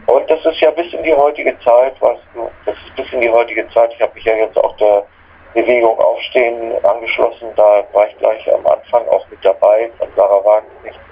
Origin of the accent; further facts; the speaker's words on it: Germany; moved away as an adult; bin ich dann nach Deutschland zurückgekehrt